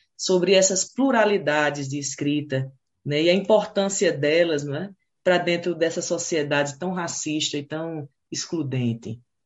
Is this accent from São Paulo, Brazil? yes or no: no; Pernambuco, Brazil; also born or lived in Ceará; sou natural do Ceará, sabe? Mas me criei em Pernambuco